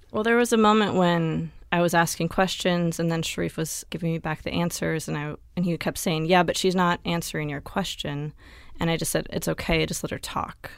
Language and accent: English; Tumalo, Oregon, United States; in a town of five hundred people in rural Oregon, um, near Bend